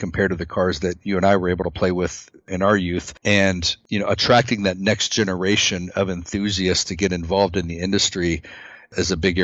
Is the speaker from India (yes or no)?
no; United States; We're both American made